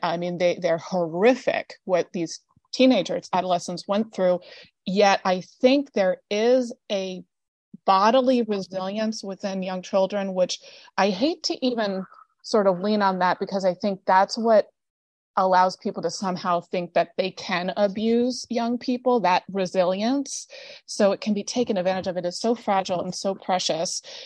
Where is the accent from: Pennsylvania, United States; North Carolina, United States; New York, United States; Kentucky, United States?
New York, United States; upstate; also born or lived in Peru; a homeless shelter in my hometown that I had volunteered at prior to being in Peru. And it's a women and children's homeless shelter called the Family Life Center in upstate New York